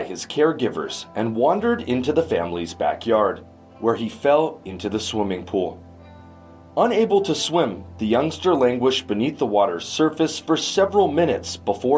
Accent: Canada; In my home country of Canada

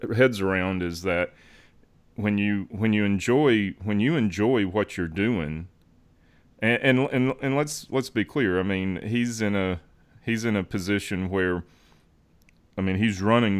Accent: Alabama, United States; I was from Alabama

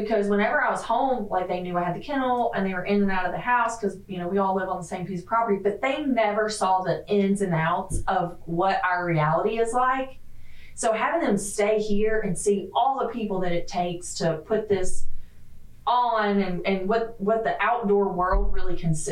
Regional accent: the South, United States; moved away as an adult; I'm from the South

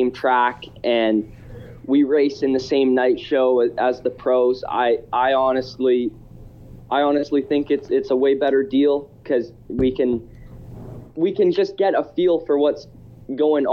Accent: Canada; me being a Canadian pro already

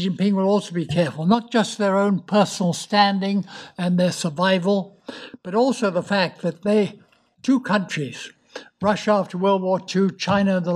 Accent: United Kingdom; as we British know

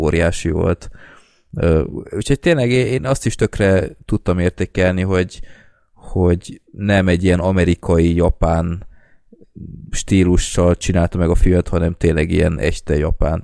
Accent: Hungary

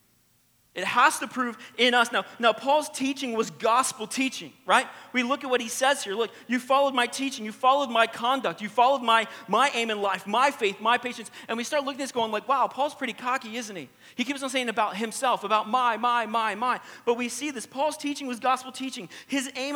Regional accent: the American South, United States; accent: twang; I'm from the American South, all right? So if you hear the twang

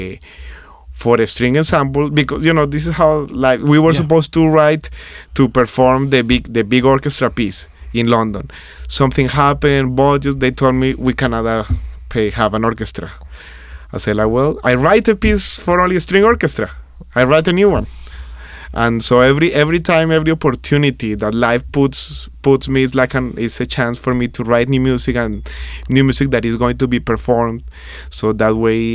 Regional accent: Colombia; now in New York, United States; my hometown in Colombia

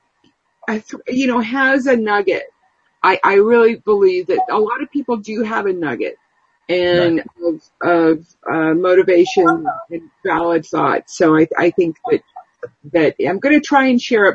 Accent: United States; Our country, the United States

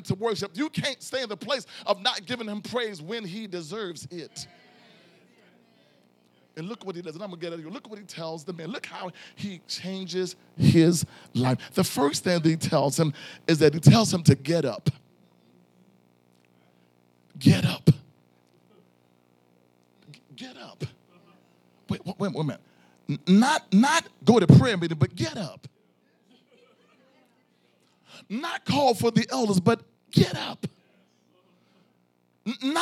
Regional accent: Philadelphia, Pennsylvania, United States; I'm from South Philly

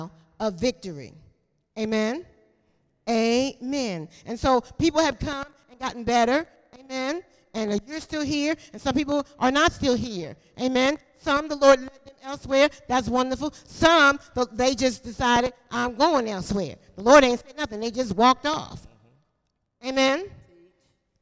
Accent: Philadelphia, Pennsylvania, United States; moved away as an adult; now in North Carolina, United States; I'm from South Philly.

